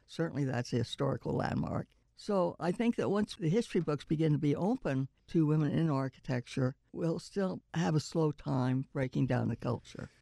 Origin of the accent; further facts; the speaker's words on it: Oklahoma, United States; moved away; I was born in Oklahoma